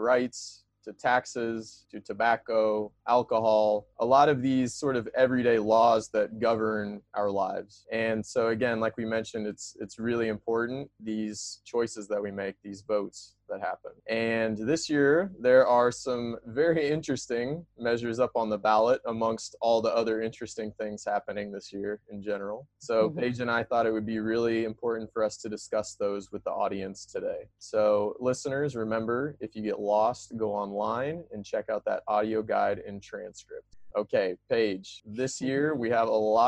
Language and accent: English; Missouri, United States; I am from Missouri, which is almost always a red state